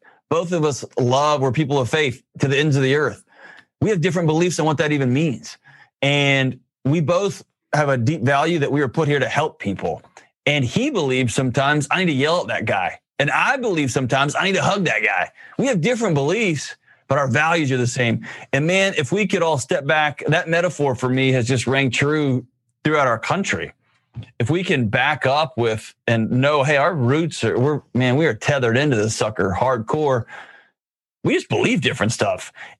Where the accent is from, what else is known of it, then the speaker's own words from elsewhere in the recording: Lubbock, Texas, United States; I grew up in Lubbock where it's a farming community